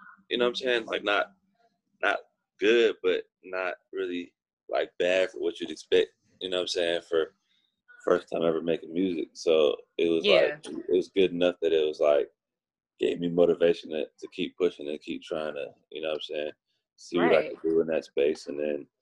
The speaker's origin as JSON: {"language": "English", "town": "Oakland", "region": "California", "country": "United States", "tie": "born or raised there", "moved": "yes", "lives_now": "Los Angeles, United States", "said": "Growing up in Oakland"}